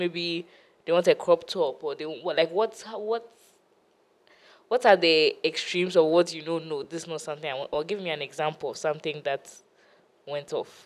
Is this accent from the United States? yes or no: no; China; Well, I mean, we're from China.